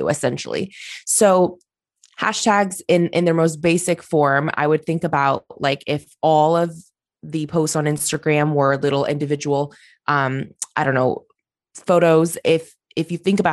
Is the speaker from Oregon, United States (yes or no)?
yes; Oregon, United States; I'm from Oregon. I grew up here. I own my business here.